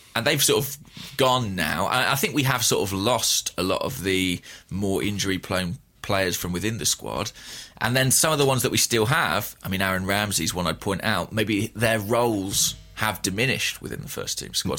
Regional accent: England, United Kingdom; I'm an Englishman

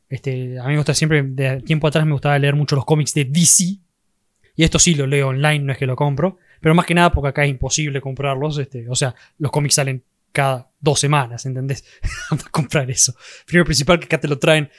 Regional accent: Argentina; más siendo argentino, para nosotros los argentinos

